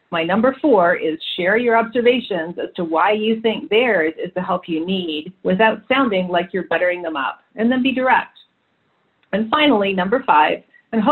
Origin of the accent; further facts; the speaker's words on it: Canada; moved away; also born or lived in London; I'm Canadian by birth